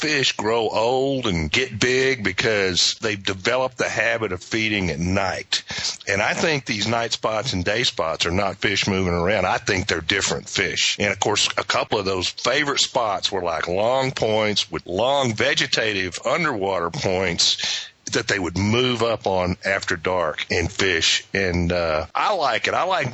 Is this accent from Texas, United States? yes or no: yes; Texas, United States; growing up in Texas, you know, one of my favorite things to do was to fish at night.